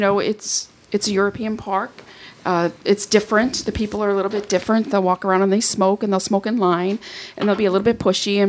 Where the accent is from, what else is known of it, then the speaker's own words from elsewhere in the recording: Canada; I'm from Canada